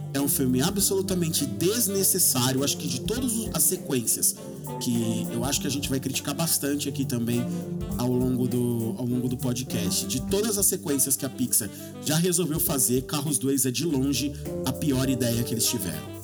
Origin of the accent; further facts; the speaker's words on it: Brazil; nós brasileiros